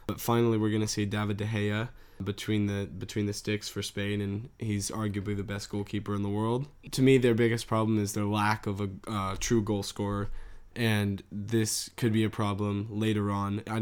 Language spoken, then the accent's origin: English; Iran; the last team in the group we want to talk about is Iran. My home country, Iran.